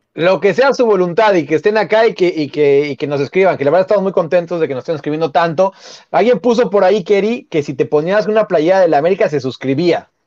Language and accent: Spanish; Mexico City, Mexico; Yo soy Xochimilca, yo, yo soy de Jardines